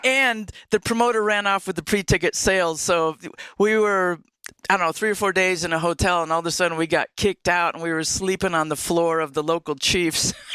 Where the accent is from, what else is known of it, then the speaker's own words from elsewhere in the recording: upstate New York, United States; moved away; also born or lived in California; I was born in upstate New York